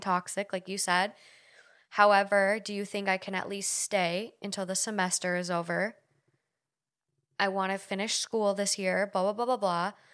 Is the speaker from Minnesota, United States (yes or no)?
yes; Duluth, Minnesota, United States; moved away as an adult; now in Los Angeles, United States; I moved from Duluth to the University of Minnesota in the cities